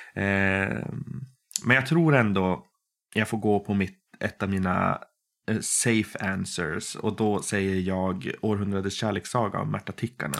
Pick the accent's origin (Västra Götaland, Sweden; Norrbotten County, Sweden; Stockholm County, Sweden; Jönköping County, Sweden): Norrbotten County, Sweden; Boden; now in Umeå, Sweden; Jag kommer ursprungligen från Boden i Norrbotten